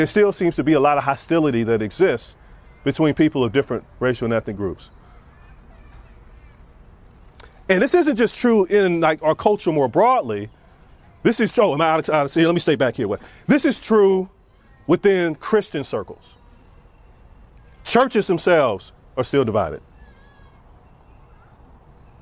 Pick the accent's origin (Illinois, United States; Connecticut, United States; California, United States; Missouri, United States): Missouri, United States; Kansas City; moved away as an adult; also born or lived in Iowa; I grew up in Kansas City, and so I grew up in the inner city